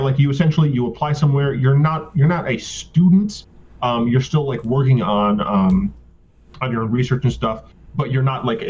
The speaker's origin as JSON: {"language": "English", "region": "Michigan", "country": "United States", "also_born_or_lived": "Virginia", "lives_now": "Mississippi, United States", "said": "Like, I'm originally from Michigan. I've mm-hmm. spent most of my life in Virginia, and I'm now in, so from the north to the south, now I'm in the deep south. I'm in Mississippi."}